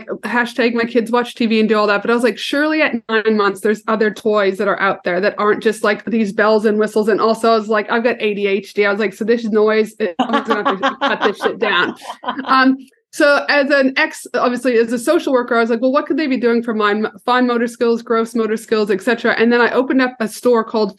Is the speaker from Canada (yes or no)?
yes; Canada; I'm a proud Canadian. Don't think I'm American.